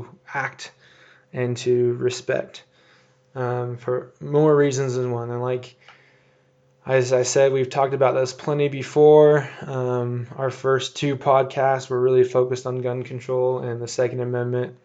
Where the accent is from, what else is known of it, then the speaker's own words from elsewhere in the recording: United States; I love being an American.